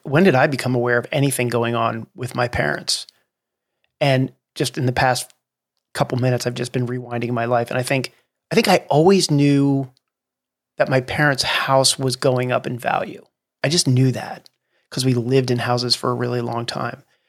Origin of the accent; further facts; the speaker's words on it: New Jersey, United States; I grew up in New Jersey, which is one of the only two states in the nation that doesn't have self-serve gas